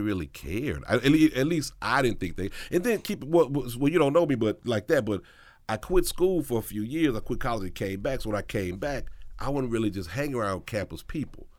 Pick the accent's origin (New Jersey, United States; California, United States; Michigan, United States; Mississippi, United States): Mississippi, United States; I'm from Mississippi, I'm from the South